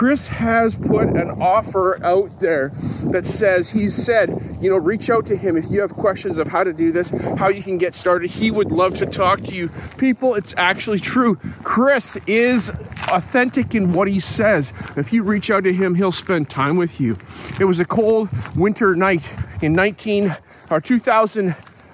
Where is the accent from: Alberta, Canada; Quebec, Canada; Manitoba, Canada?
Alberta, Canada; Calgary; now in Lower Mainland, Canada; where I grew up in Calgary